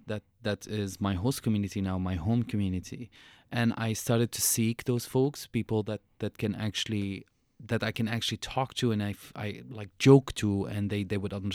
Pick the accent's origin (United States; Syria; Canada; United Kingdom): Syria; moved away; People are always going to be curious about the way I look and who I am and where I came from and the my accent and the mm-hmm. The history of Syria and the history of me as a refugee.